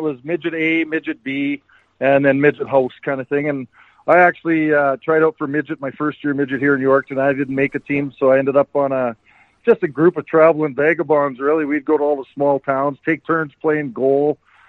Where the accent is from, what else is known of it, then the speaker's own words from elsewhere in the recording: Yorkton, Saskatchewan, Canada; also born or lived in Weyburn, Canada; I was born in Weyburn, but my dad had a garbage company in Weyburn, and he bought Yorkton as well.